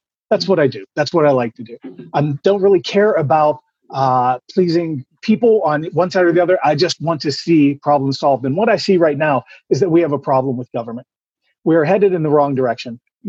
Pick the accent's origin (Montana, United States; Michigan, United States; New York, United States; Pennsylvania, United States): Pennsylvania, United States; Pittsburgh; I'm a guy from Pittsburgh, Pennsylvania.